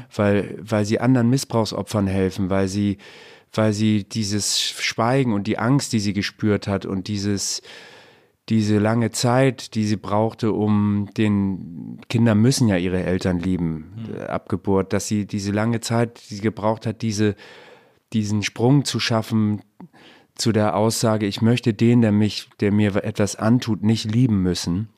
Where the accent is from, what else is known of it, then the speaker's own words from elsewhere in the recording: Hamburg, Germany; ich bin Hamburger